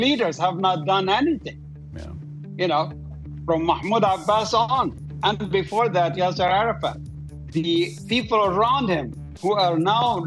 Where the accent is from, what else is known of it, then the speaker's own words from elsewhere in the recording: Doha, Qatar; moved away; I grew up in Doha, Qatar.